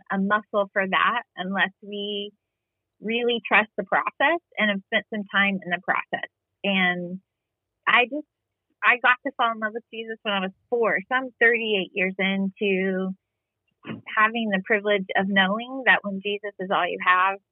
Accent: Southern Illinois, United States; now in Texas, United States; I grew up in Southern Illinois, but on the border of Indiana, Illinois

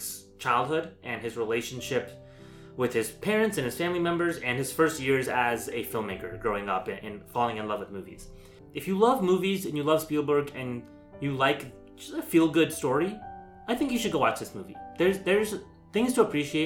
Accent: United States; as like an Indian American

